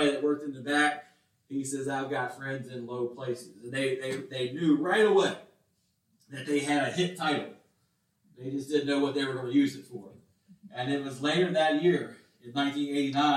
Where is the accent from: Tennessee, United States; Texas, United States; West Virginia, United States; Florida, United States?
West Virginia, United States; moved away; I was from West Virginia, and all my friends lived on farms. I lived surrounded by farms